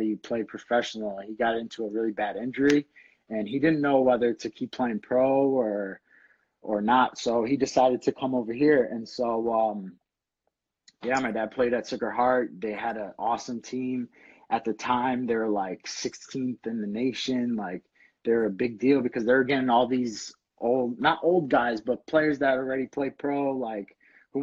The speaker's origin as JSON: {"language": "English", "town": "Bridgeport", "region": "Connecticut", "country": "United States", "tie": "born or raised there", "said": "I grew up in Connecticut. I was born in Bridgeport, St. Vincent."}